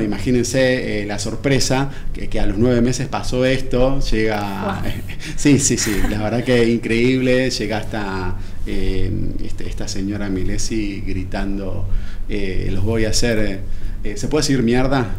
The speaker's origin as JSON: {"language": "Spanish", "region": "Buenos Aires", "country": "Argentina", "tie": "born or raised there", "moved": "as an adult", "said": "yo soy de Buenos Aires, yo eh, estudié aquí en la UBA y, toda la vida viví aquí en Buenos Aires"}